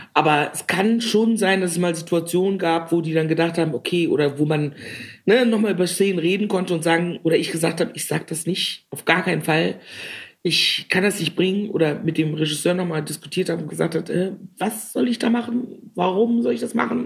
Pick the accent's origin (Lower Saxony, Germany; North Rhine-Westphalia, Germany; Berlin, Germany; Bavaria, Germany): North Rhine-Westphalia, Germany; Cologne; die Frau, die sie vor sich sehen eine kölsche, rheinische, witzige, dominante Frau